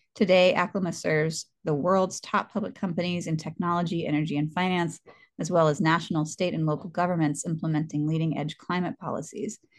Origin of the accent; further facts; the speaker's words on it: the South, United States; now in California, United States; I'm from the South